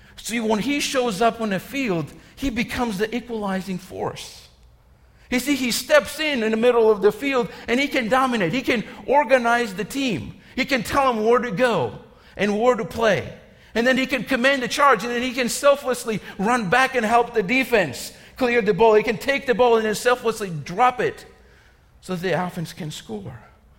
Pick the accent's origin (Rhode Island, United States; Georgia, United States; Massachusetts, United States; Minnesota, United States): Georgia, United States; You know, growing up in Georgia, I've talked about this. We didn't have many sports options, okay?